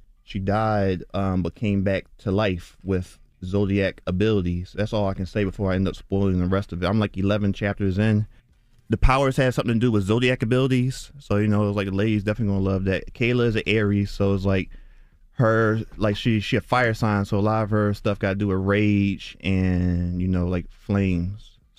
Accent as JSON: {"language": "English", "town": "Philadelphia", "region": "Pennsylvania", "country": "United States", "tie": "born or raised there", "said": "Yeah, I'm from North Philly, born and raised. I just drew all my life."}